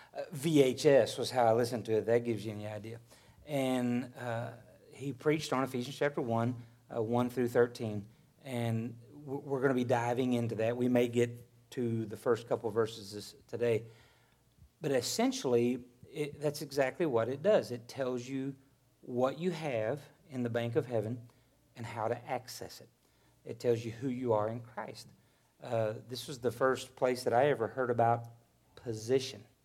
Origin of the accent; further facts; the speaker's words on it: Arkansas, United States; now in Missouri, United States; When I was raised in Arkansas, I thought that I would never leave it